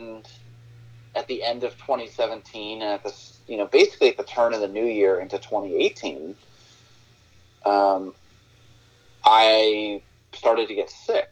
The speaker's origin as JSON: {"language": "English", "region": "New England", "country": "United States", "tie": "born or raised there", "also_born_or_lived": "Nashville / Portland, Maine", "said": "I was born and raised in New England."}